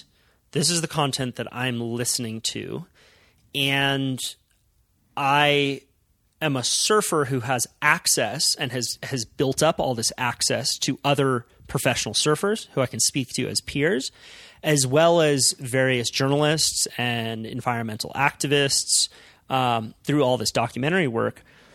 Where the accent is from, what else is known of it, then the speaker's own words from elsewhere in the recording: Santa Cruz, California, United States; which is where I grew up in Santa Cruz